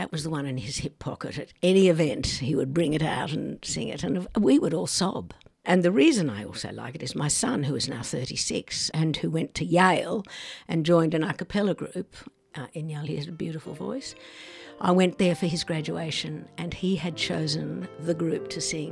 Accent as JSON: {"language": "English", "town": "Tamworth", "region": "New South Wales", "country": "Australia", "tie": "born or raised there", "said": "I grew up in Tamworth, a centre of country and western music, or country music."}